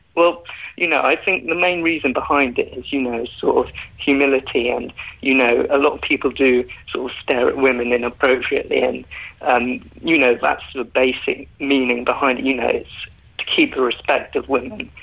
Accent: London, United Kingdom; I'm 21 years old. I'm from Northwest London.

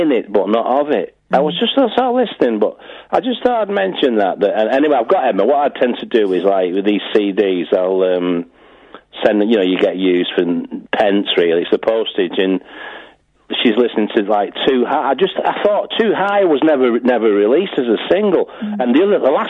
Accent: Wigan, North West England, United Kingdom; I'm from Wigan, and I know Ian was taking the mickey out of my accent

